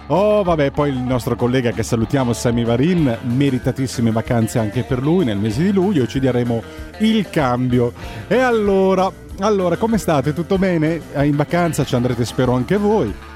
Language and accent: Italian; Scilla, Calabria, Italy; moved away; sono nato a Scilla, ho sempre vissuto in un paese di pescatori nel vero senso della parola